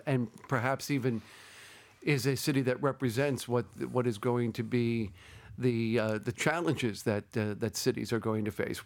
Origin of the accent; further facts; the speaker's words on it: New York City, New York, United States; moved away as an adult; also born or lived in Berlin / Paris / Amman / Baghdad; I grew up in New York City